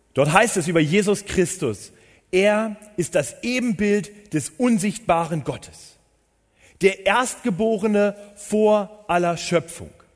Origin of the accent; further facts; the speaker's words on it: Northern Germany, Germany; moved away as an adult; now in Munich, Germany; Ich bin gebürtiger Norddeutscher